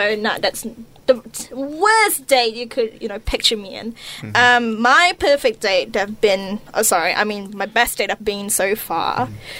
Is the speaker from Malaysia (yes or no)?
yes; Malaysia; moved away; growing up in Malaysia, you know, for most of my secondary schooling